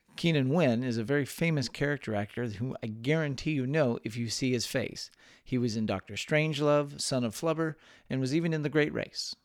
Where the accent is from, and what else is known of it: Texas, United States; born or raised there